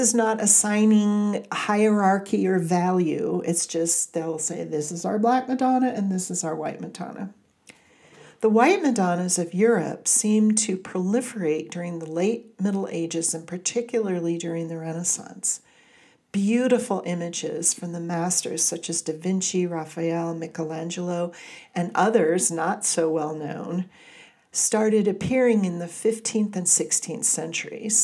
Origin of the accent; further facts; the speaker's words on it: Southern California, United States; moved away; Growing up in Southern California, where the light can be overwhelming at times